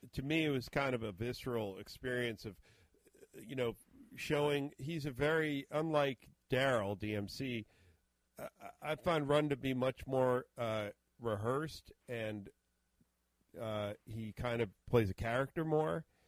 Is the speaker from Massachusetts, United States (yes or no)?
yes; Boston, Massachusetts, United States; a small AM station here in the Boston area where I where I grew up